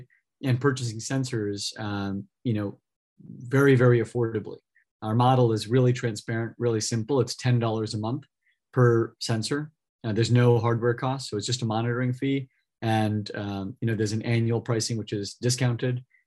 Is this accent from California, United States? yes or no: yes; California, United States; I grew up in California a couple of hours south of here